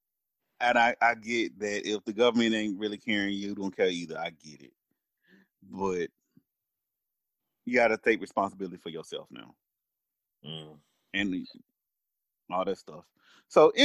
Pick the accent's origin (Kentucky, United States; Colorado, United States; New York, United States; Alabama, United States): Alabama, United States; I'm from Alabama